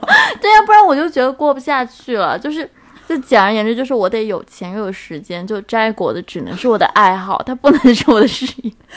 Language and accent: Chinese; China; 作为一个中国人吧，我其实对涪陵的印象就仅仅停留在榨菜